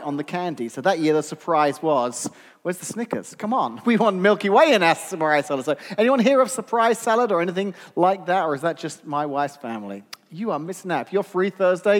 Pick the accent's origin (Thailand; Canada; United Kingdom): United Kingdom; England; now in United States; as an Englishman that now lives in America